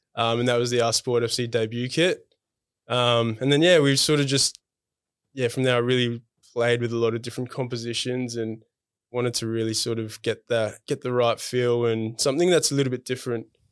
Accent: Adelaide, South Australia, Australia; moved away as an adult; now in Melbourne, Australia; I'm originally from Adelaide

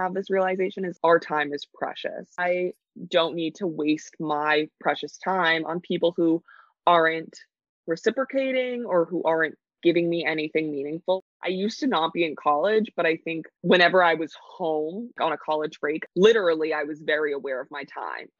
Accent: New York City, New York, United States; growing up in New York City

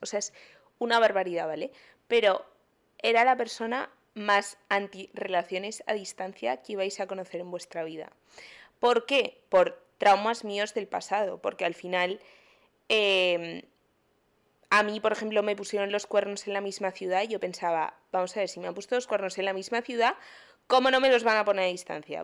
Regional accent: Madrid, Community of Madrid, Spain; moved away as an adult; now in Miami, United States; soy de Madrid, pero hace un año tuve la gran idea de venirme a otro continente a hacer un máster

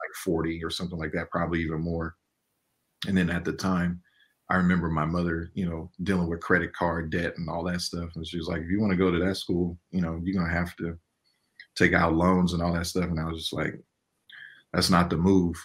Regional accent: Inglewood, California, United States; I grew up in Inglewood, California during like the 80s and 90s

